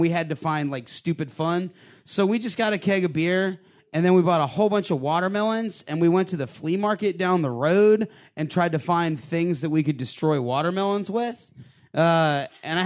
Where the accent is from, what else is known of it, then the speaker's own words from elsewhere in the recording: Northwest Georgia, United States; I'm from Northwest Georgia